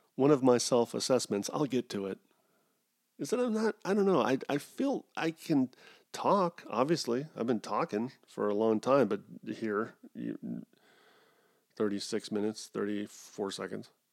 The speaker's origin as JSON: {"language": "English", "country": "United States", "said": "Goes against being an American"}